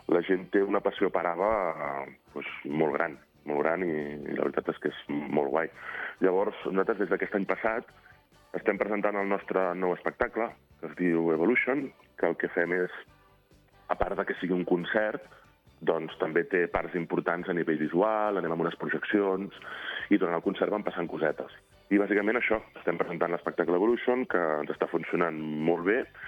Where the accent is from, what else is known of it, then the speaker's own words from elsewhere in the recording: a small town near Barcelona, Catalonia, Spain; soc d'Orri, és un poble molt petit que hi ha al costat de, de Barcelona.